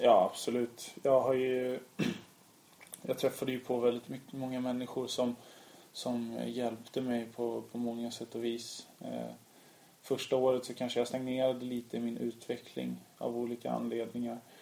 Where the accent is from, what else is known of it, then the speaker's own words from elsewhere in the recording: Sweden; also born or lived in Lithuania; jag är uppvuxen i Sverige, uppvuxen med alla svenska traditioner, gått i svensk skola